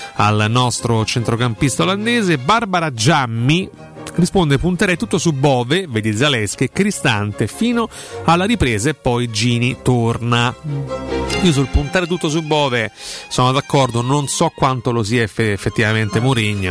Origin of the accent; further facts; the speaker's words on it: Rome, Lazio, Italy; noi parliamo da romani